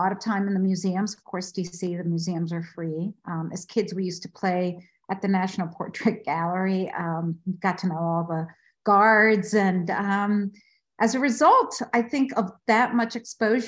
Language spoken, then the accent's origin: English; Washington, District of Columbia, United States; born or raised there; also born or lived in Bogota, Colombia